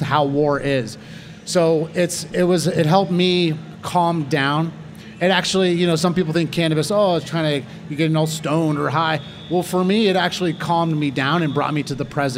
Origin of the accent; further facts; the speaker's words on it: Northern California, United States; I was from Northern California, so I had older brothers